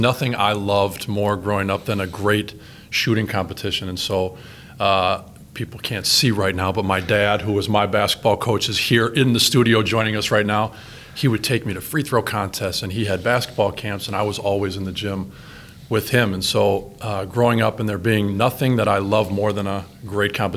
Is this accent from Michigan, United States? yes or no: no; Brown Deer, Wisconsin, United States; also born or lived in Whitefish Bay, Wisconsin; growing up in Brown Deer and now living in Whitefish Bay